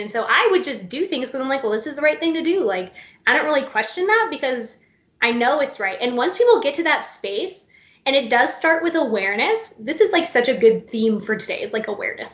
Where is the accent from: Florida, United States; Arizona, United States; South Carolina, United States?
Florida, United States; moved away as an adult; now in North Carolina, United States; I live in North Carolina now, I'm from Florida. Grew up in Florida, born and raised, crazy state